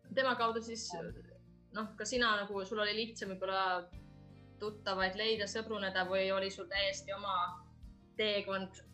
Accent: Estonia; now in Finland; ma olen Eestist

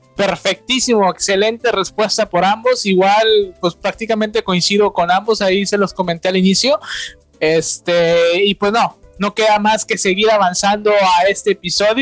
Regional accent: Nuevo León, Mexico; yo soy de acá de Nuevo León

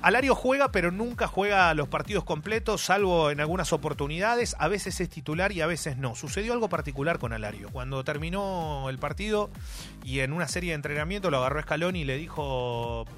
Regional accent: Argentina; nuestro país

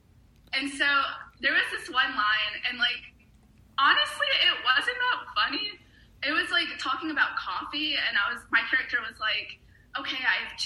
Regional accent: Raleigh, North Carolina, United States; moved away as an adult; now in Atlanta, United States; I moved from Raleigh, North Carolina to Atlanta, Georgia, basically to do acting

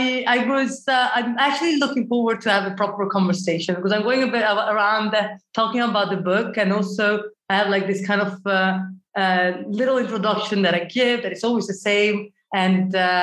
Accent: Italy; moved away; I come from Italy originally

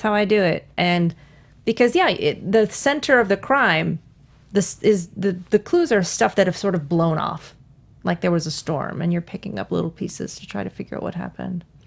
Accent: New York, United States; moved away; I'm from New York.

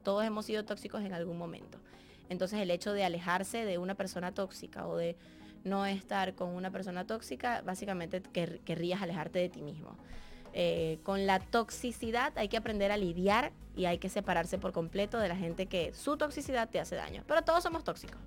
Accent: Barquisimeto, Lara, Venezuela; Yo soy de Barquisimeto, de Venezuela. Crecí como la niña artista

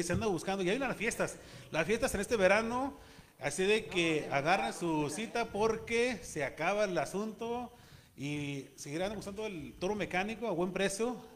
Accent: Chihuahua, Mexico; De Chihuahua, Chihuahua. De la ciudad

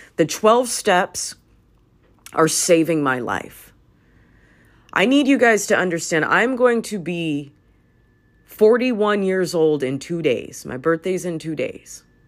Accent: Los Angeles, California, United States; I grew up in Hollywood

